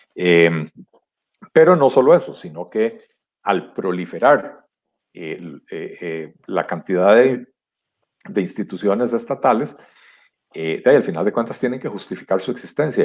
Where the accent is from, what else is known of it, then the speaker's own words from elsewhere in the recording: Costa Rica; no somos todos los costarricenses